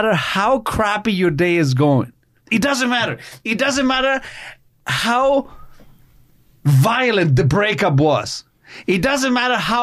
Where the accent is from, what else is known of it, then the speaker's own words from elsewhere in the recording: Chile; English is a second language; now in Canada; growing up in Chile